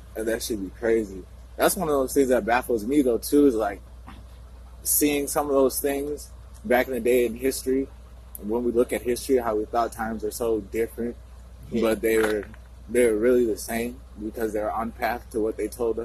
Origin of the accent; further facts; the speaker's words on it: Northfield, United States; I grew up in Northfield and shit, so I got a lot of white friends and shit like that.